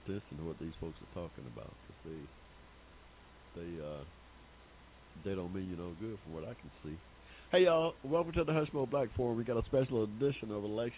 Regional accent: McDonough, Georgia, United States; I was born in Henry County, Georgia, here in 1951

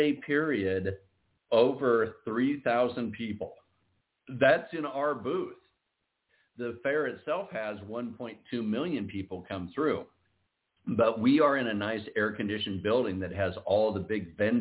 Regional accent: Iowa, United States; we're both originally from Iowa

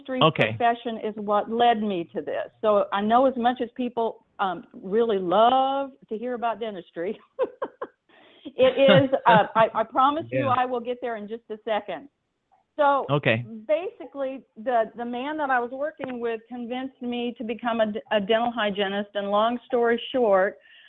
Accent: Marion, Illinois, United States; now in San Diego, United States; I did grow up in Southern Illinois, which is about where my hometown is, a little town called Marion, about 45 minutes north Kentucky

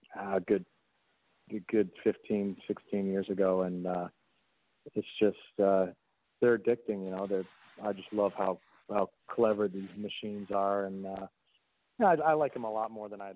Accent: Detroit, Michigan, United States; I grew up in Detroit, grew up on a park, had two older brothers

